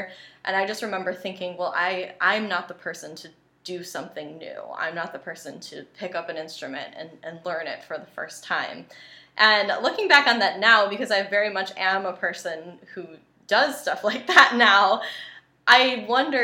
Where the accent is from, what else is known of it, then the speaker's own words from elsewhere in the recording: Western New York, United States; I grew up in the Western New York area